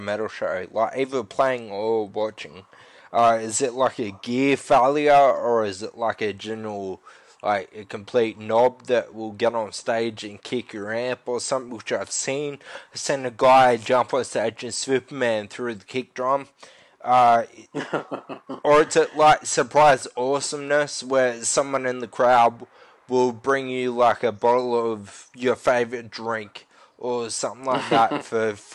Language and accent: English; Orange, New South Wales, Australia; now in South Coast, New South Wales, Australia; originally I was from Orange, but I live down on the south coast of New South Wales now.